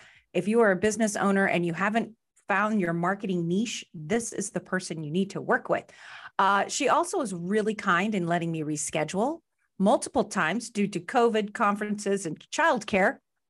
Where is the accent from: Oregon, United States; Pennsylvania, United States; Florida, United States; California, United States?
California, United States; now in Los Angeles, United States; She's also a Bay Area girl, just so you guys know. Yes. We both realize we're from the East Bay.